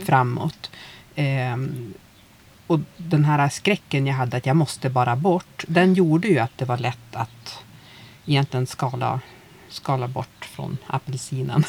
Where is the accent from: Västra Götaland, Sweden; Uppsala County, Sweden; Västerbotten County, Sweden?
Västerbotten County, Sweden; Umeå; moved away as an adult; Jag är ju från Umeå